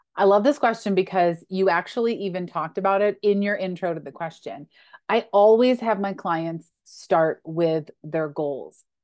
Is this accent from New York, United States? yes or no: yes; Western New York, United States; I grew up in Western New York